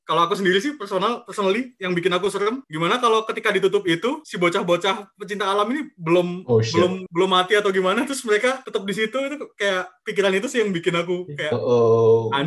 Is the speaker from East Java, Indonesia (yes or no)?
yes; Malang, East Java, Indonesia; kalau aku aku tuh dari SD sampai SMK tuh di Malang ya di Malang jadi.